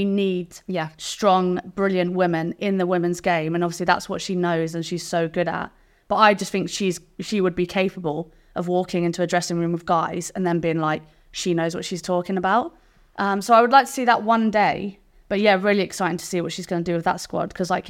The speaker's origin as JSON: {"language": "English", "region": "England", "country": "United Kingdom", "tie": "born or raised there", "accent": "English", "said": "It's not. It's English, born on the South Coast."}